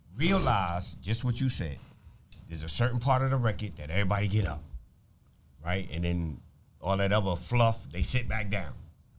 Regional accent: New York City, New York, United States; also born or lived in Manhattan, New York / Brooklyn, New York; I was born in Manhattan. Okay. I spent the first 10 years of my life in Brooklyn. Then I moved to the Bronx

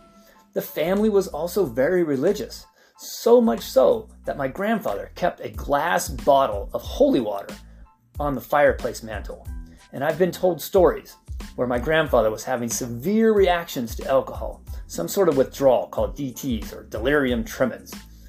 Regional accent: San Diego, California, United States; also born or lived in Idaho / Gillette, Wyoming; You know, I was born in San Diego, but we moved a lot. I mean, we lived in Idaho when I was like 3 or 4. We would then move back to San Diego.

